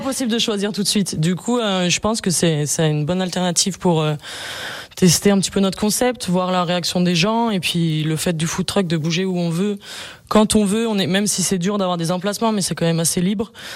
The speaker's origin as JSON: {"language": "French", "town": "Bonneville", "region": "Auvergne-Rhône-Alpes", "country": "France", "said": "Ouais, moi je suis je suis d'ici, je suis de Bonneville ville"}